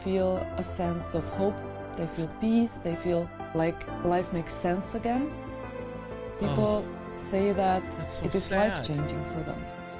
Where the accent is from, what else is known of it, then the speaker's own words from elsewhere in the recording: Slovenia; English is a second language; I'm from Slovenia. And I'm working in Bracco's team.